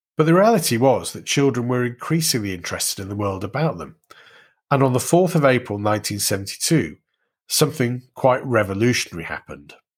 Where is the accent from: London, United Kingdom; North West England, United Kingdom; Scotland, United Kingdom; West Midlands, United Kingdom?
North West England, United Kingdom; Warrington; Growing up in Warrington, that meant Look North West